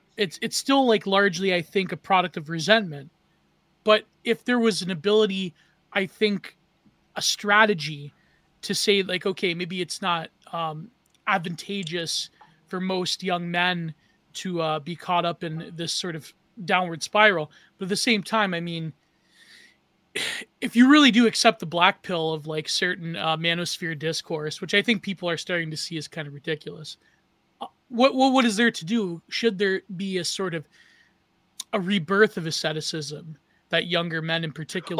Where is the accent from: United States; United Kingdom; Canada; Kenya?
Canada